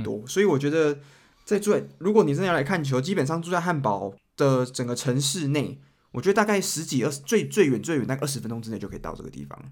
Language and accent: Chinese; Taiwan; moved away as an adult; now in Germany; 我是台湾来的